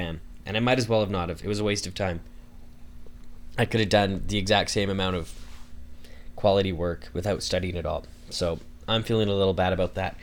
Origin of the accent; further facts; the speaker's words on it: Canada; I'm Canadian